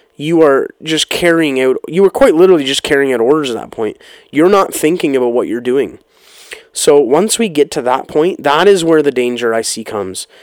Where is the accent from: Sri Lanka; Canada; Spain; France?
Canada; my life as a Canadian citizen